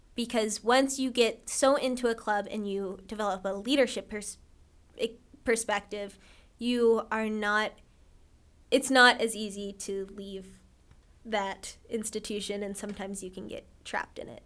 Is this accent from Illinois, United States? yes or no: no; Ohio, United States; I'm from Ohio